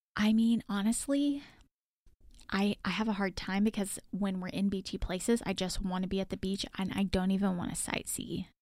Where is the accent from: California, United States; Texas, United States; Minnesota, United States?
Texas, United States; I'm from Texas